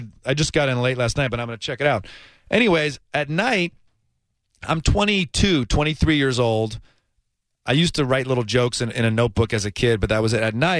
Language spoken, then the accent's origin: English; Ann Arbor, Michigan, United States; now in New York City, United States; I'm from Ann Arbor, Michigan originally.